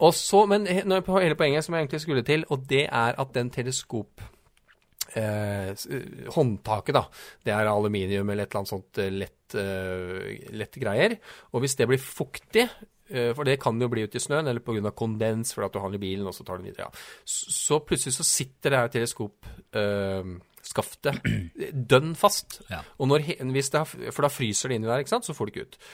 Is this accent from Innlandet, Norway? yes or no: yes; Trysil, Innlandet, Norway; jeg er jo fra Trysil